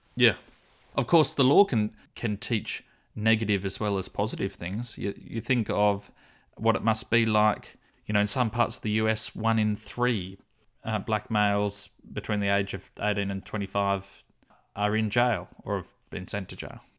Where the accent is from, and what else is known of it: Australia